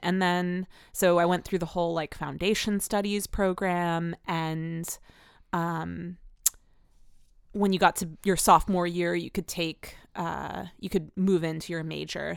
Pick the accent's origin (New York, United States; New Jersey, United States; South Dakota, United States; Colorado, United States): New Jersey, United States; moved away as an adult; now in Philadelphia, United States; I grew up in New Jersey